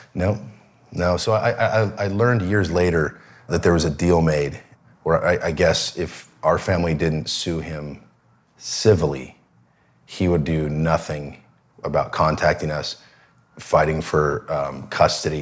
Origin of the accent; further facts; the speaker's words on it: Seattle, Washington, United States; I grew up in Seattle